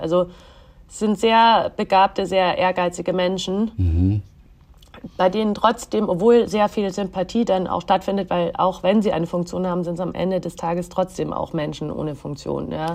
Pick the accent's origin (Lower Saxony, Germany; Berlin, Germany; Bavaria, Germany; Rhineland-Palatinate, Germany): Bavaria, Germany; moved away; also born or lived in Egypt; ich bin ja auch also in Bayern groß geworden